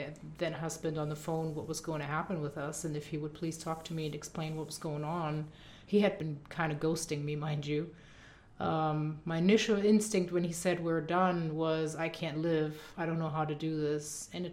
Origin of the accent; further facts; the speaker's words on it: Düsseldorf, North Rhine-Westphalia, Germany; moved away as an adult; now in United States; I grew up in Dusseldorf